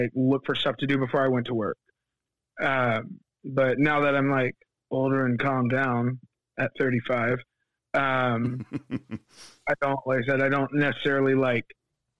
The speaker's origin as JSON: {"language": "English", "town": "Fayetteville", "region": "North Carolina", "country": "United States", "lives_now": "Wendell, United States", "said": "I'm from Fayetteville, North Carolina, which is where Fort Bragg is"}